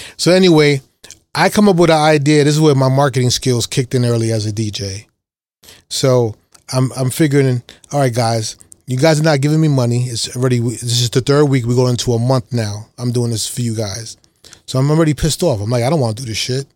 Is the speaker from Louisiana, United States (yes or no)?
no; New York City, New York, United States; I grew up in Lower East Side, Harlem, and then Brooklyn